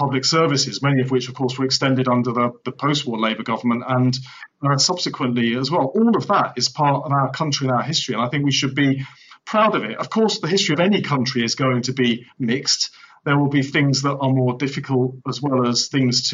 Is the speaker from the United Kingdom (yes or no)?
yes; England, United Kingdom; we who are English, I'm English